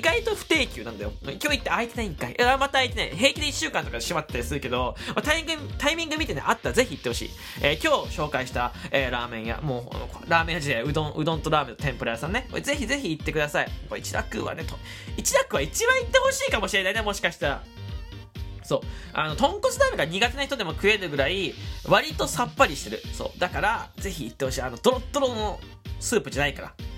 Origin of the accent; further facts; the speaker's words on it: Fukuoka, Japan; moved away as an adult; now in Chiba, Japan; 僕福岡出身なんです